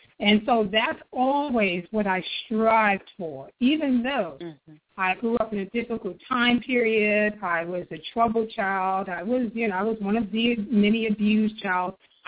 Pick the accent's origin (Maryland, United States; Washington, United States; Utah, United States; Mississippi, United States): Maryland, United States; also born or lived in Harlem, New York; I like to tell people that I was born and raised in New York, but I grew up in the DMZ, in D.C., Maryland, Virginia, and particularly